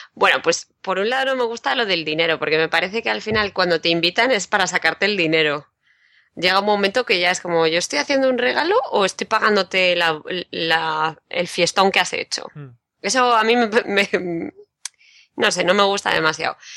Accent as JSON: {"language": "Spanish", "town": "Madrid", "region": "Community of Madrid", "country": "Spain", "said": "yo de Madrid"}